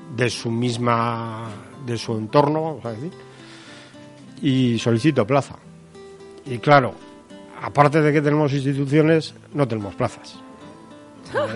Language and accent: Spanish; Navarre, Spain; una comunidad como Navarra, que algunas cosas seamos la pionera